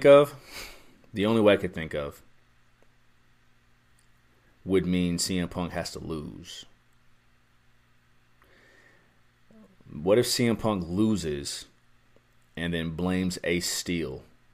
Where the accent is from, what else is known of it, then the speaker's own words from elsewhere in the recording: Ohio, United States; We're in my home state of Ohio.